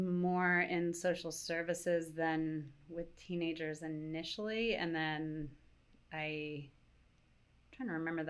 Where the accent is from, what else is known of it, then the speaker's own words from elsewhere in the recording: Baltimore, Maryland, United States; moved away as an adult; I loved growing up in Roland Park. It's so beautiful.